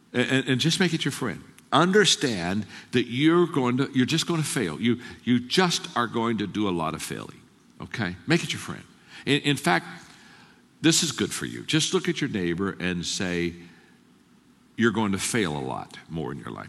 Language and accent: English; Circleville, Ohio, United States; I grew up in Circleville, Ohio. Twelve thousand people, farming community